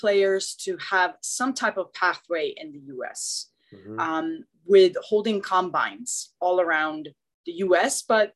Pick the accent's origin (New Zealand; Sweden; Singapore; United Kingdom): Sweden; moved away as an adult; now in United States; I was born and raised in Sweden and didn't play football. I moved to the U.S. when I was 18 years old